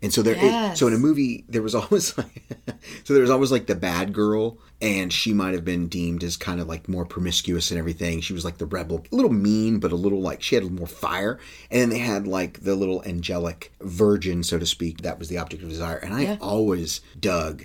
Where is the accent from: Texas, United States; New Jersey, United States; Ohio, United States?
Texas, United States; I grew up with jocks in Texas